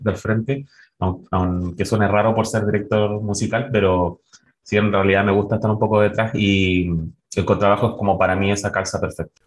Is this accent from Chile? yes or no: yes; La Serena, Coquimbo, Chile; nací en La Serena, me crié en La Serena